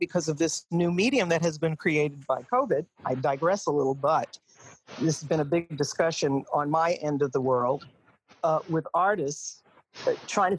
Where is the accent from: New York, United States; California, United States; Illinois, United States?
New York, United States; Long Island; I grew up in Long Island